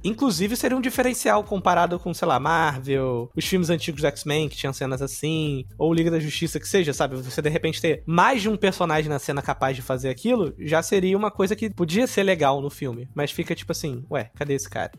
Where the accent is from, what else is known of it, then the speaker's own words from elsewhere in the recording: Brazil; sou brasileiro